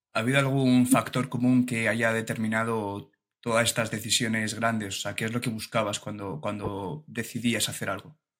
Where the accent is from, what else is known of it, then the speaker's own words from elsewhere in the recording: Alicante, Valencian Community, Spain; yo soy de Alicante y estuve varios años eh, haciendo vela en un club, en un club de vela allí de Alicante